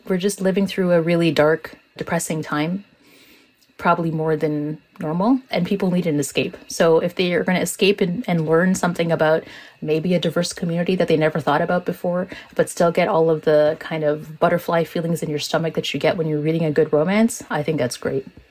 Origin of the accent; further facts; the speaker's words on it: Toronto, Ontario, Canada; a Muslim woman who's growing up in Toronto in the 90s